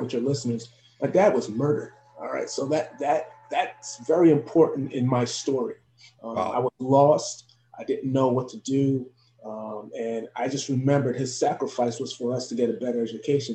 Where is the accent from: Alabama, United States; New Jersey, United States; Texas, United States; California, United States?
New Jersey, United States; Elizabeth; I'm actually born and raised in Elizabeth, New Jersey, but my parents are from Haiti